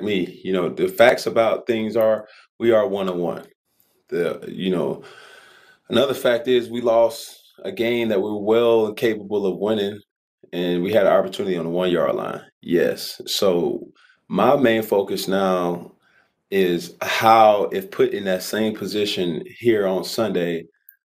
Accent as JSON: {"language": "English", "town": "Atlanta", "region": "Georgia", "country": "United States", "tie": "born or raised there", "said": "growing up in Atlanta"}